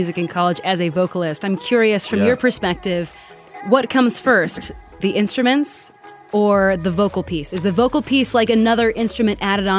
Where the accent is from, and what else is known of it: Michigan, United States; moved away